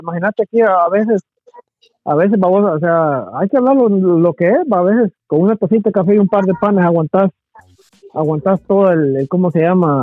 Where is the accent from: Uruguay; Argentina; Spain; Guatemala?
Guatemala; now in United States; como Chapín